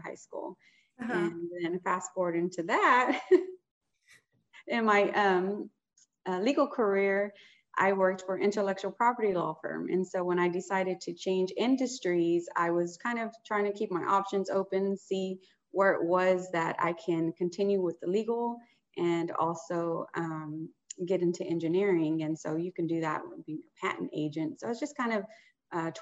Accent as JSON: {"language": "English", "town": "Houston", "region": "Texas", "country": "United States", "tie": "born or raised there", "said": "I'm born and raised in Houston, Texas"}